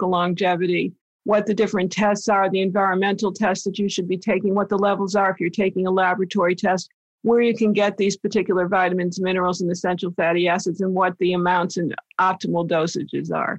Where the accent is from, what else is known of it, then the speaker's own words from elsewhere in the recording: East Coast, United States; moved away; I'm from the East Coast originally